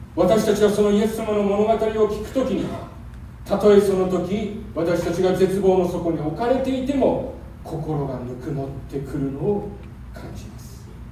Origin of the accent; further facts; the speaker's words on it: Japan; also born or lived in Seoul, South Korea; その後彼女はまだ二歳に満たない私を連れて帰国します。母一人子一人、小さな田舎の教会で